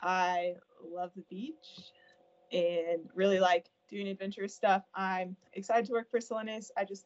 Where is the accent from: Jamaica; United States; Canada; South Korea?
United States; Fort Mill, South Carolina; I'm from Fort Mill, South Carolina.